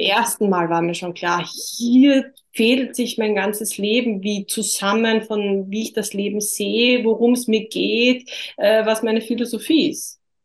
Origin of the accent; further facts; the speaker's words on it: Austria; bei uns in Österreich